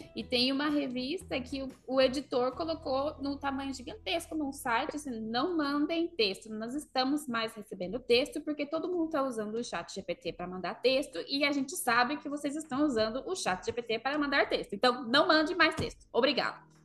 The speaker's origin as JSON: {"language": "Portuguese", "country": "Brazil", "tie": "born or raised there", "moved": "yes", "said": "Que é a origem da onde eu nasci, no Brasil, falando em português, e depois vivendo fora do Brasil há tantos anos, falando inglês com todo mundo."}